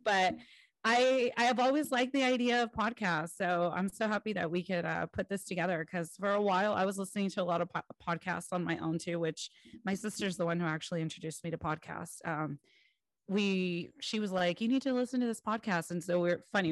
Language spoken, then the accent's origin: English; California, United States; I'm from California.